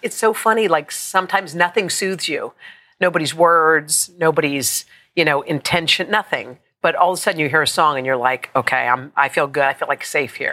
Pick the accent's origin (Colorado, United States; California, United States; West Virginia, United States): West Virginia, United States; Morgantown; we grew up in Morgantown, West Virginia